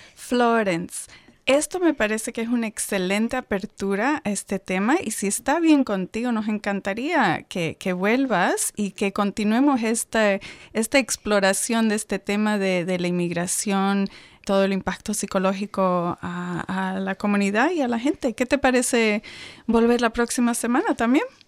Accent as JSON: {"language": "Spanish", "town": "Santa Cruz de la Sierra", "region": "Santa Cruz", "country": "Bolivia", "moved": "as an adult", "lives_now": "Australia", "said": "la ciudad de donde yo vengo, en, Santa Cruz de la Sierra, en Bolivia"}